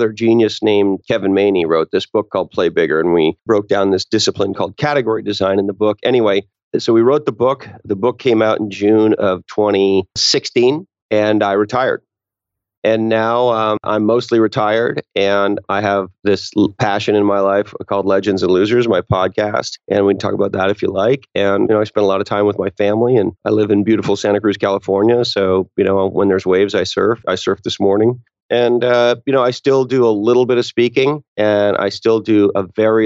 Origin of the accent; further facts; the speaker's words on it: Canada; moved away as an adult; now in Silicon Valley, United States; I grew up in Canada and moved to Silicon Valley